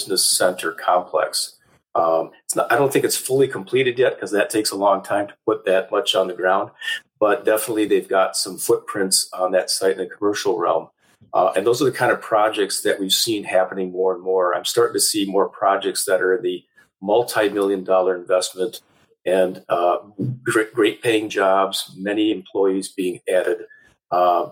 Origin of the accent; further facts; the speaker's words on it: Wisconsin, United States; now in Michigan, United States; Wisconsin. And so coming to another Great Lakes state was an easy move for me